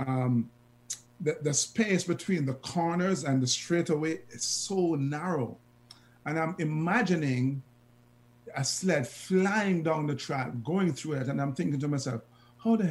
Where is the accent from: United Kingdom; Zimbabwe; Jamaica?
Jamaica; the Jamaican-ness that came out of us